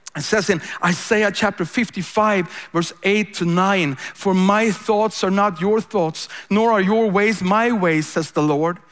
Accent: Sweden; I'm a pastor from Sweden.

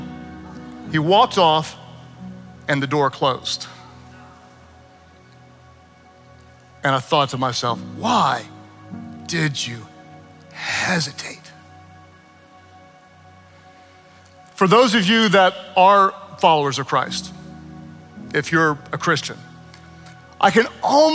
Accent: Oklahoma, United States; I am from Oklahoma, where Uber is not nearly as exciting as the L is in Chicago.

